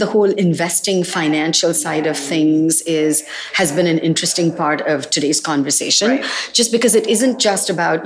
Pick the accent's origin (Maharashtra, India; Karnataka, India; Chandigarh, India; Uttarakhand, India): Maharashtra, India; Mumbai; moved away as an adult; now in California, United States; I was born and raised in Bombay, or I guess I'm supposed to say Mumbai.